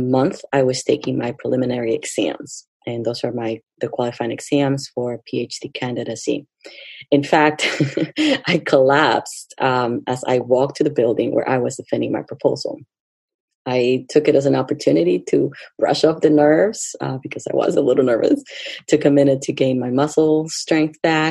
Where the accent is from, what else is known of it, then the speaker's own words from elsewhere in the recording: Lima, Peru; now in United States; I was born and raised in Lima, Peru, and I have been in the USA for a number of years.